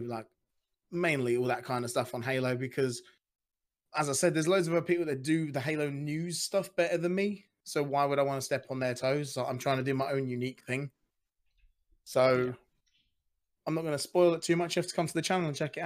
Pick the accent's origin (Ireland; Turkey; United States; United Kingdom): United Kingdom; I'm British